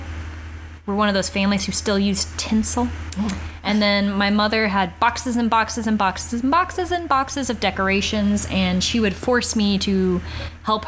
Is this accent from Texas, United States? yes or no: yes; Texas, United States; We grew up here in the South in Texas